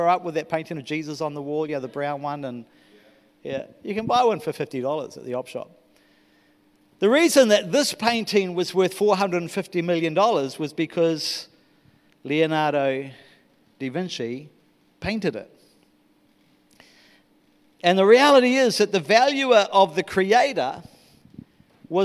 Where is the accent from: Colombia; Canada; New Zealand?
New Zealand; moved away as an adult; I am a Kiwi.